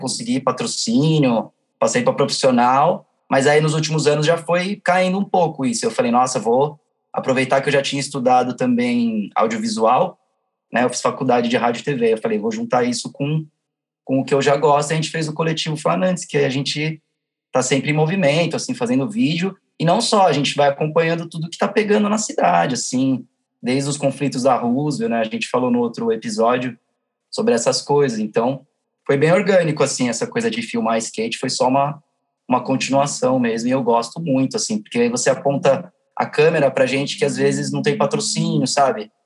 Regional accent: São Paulo, Brazil; sou da Zona Norte

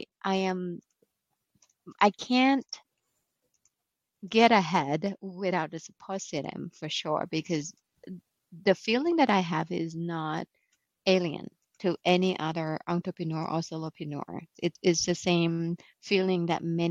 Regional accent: Bangkok, Thailand; now in Novi, United States; originally from Bangkok, Thailand. And I have been in the US since end of 2014

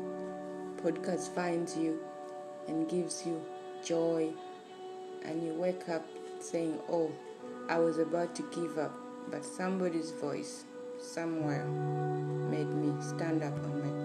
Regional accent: Uganda; born and raised in Uganda

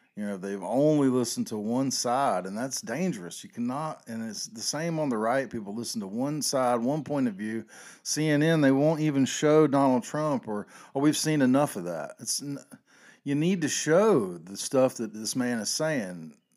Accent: the South, United States; I grew up in the South

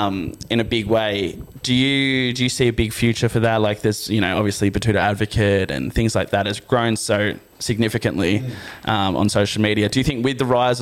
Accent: the Hawkesbury, New South Wales, Australia; I'm from the Hawkesbury

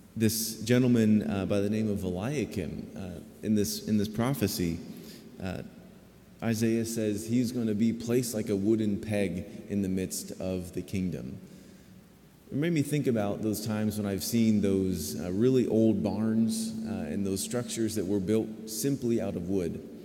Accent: Zionsville, Indiana, United States; moved away as an adult; also born or lived in St. Paul, Minnesota; I grew up in Zionsville, I was born and raised here uh, in Zionsville, and um, uh, just went to school there. My parents lived there. Um, so Hoosier through and through

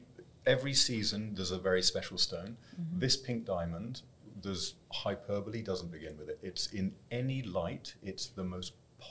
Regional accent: London, United Kingdom; moved away as an adult; also born or lived in Paris / Hong Kong; I'm from London. Started in London, lived in 7 years in Paris, and then I moved to Hong Kong

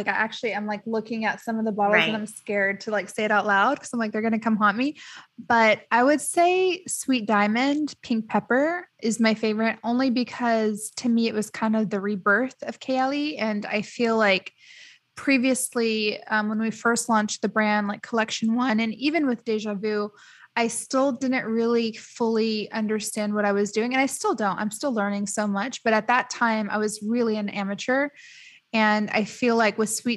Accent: United States; moved away as an adult; now in Dubai, United Arab Emirates; I grew up in the States. So like when I moved to Dubai

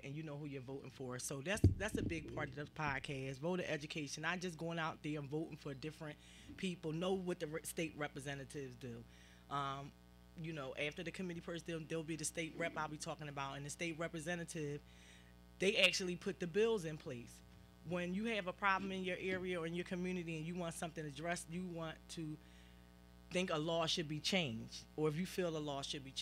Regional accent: Philadelphia, Pennsylvania, United States; I'm from South Philly, and the schools that I went to, my high school is closed, my elementary school is closed. There's about two schools left in my immediate area where I grew up at.

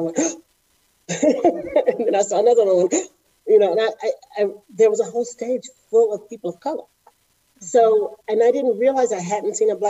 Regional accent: Houston, Texas, United States; I'm a native Houstonian.

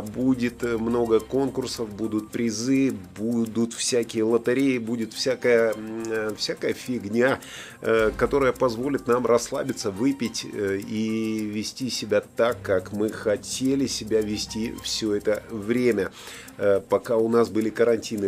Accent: Latvia; now in United Kingdom; Я сам из Латвии, прохладно зимой бывает

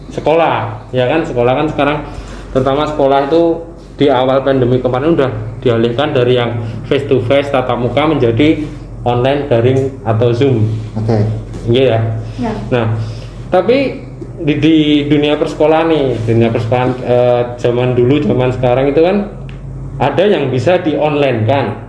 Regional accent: Yogyakarta, Special Region of Yogyakarta, Indonesia; accent: medok; kita dari Jogja ya. Jadi kita dari kontingen dari daerah

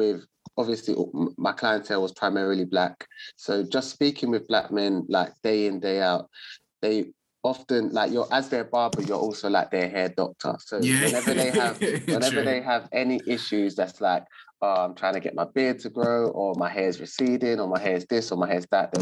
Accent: London, United Kingdom; I'm born and raised in Southeast London

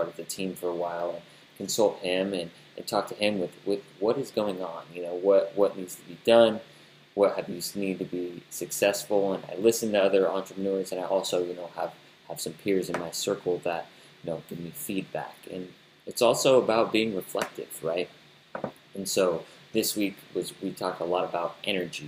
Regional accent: United States; us Americans

